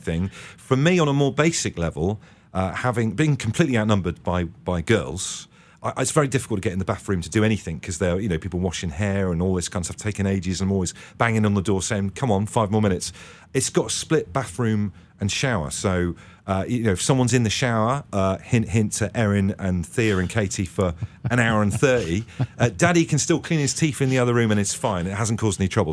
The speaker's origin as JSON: {"language": "English", "area": "Devon", "region": "South West England", "country": "United Kingdom", "tie": "born or raised there", "said": "I grew up in Devon, so I've spent a lot of time around ice cream and ice cream vans."}